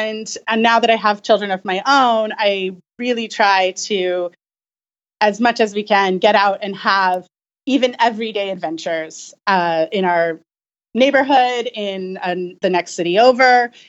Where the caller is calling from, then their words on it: Franklin, Tennessee, United States; Franklin, Tennessee. Lonely Planet is based here in Franklin.